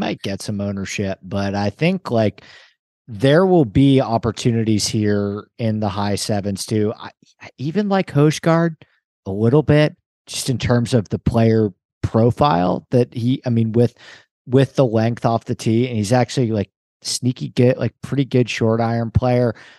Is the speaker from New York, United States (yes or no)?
yes; New York, United States; I grew up in New York